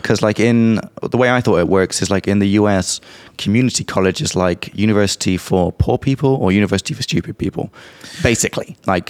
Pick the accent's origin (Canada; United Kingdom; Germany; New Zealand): United Kingdom; England; from England.